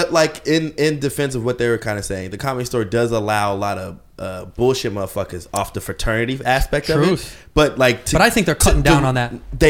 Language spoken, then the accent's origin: English; Seattle, Washington, United States; I'm from Seattle